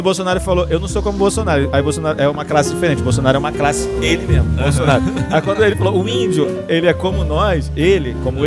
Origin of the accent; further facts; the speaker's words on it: São Gonçalo, Rio de Janeiro, Brazil; Minha terra aí